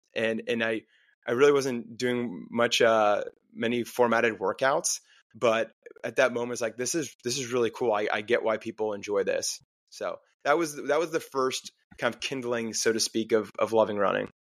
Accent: Park City, Utah, United States; also born or lived in New Jersey; now in Louisville, United States; I grew up in New Jersey. Parents got divorced when I was eight, moved to Utah, Park City, Utah.

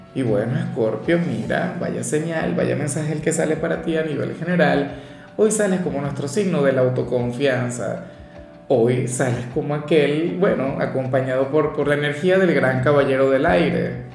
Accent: Venezuela; Como decimos en mi país

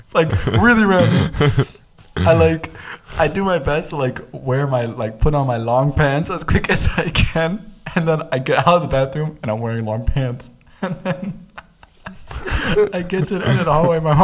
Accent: East Coast, United States; me growing up in America, you know, on the East Coast

